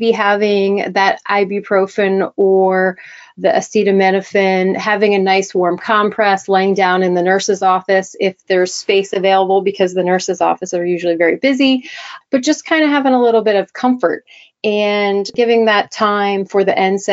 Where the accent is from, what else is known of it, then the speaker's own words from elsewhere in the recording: Delaware, United States; I am from Delaware, the East Coast